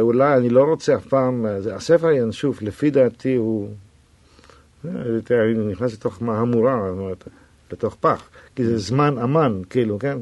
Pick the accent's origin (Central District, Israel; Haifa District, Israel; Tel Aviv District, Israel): Tel Aviv District, Israel; Tel Aviv; also born or lived in Jaffa; הוריי גרו ביפו, אבל אני נולדתי בתל אביב